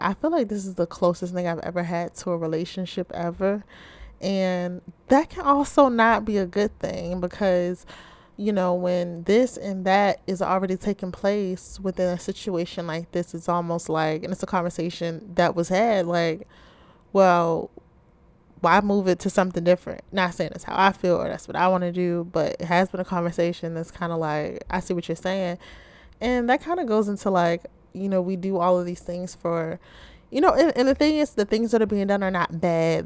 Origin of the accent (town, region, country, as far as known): Baltimore, Maryland, United States